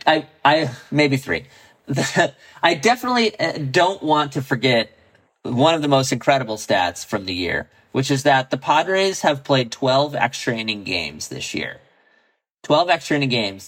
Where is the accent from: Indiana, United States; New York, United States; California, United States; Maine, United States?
California, United States; San Diego; I grew up in San Diego.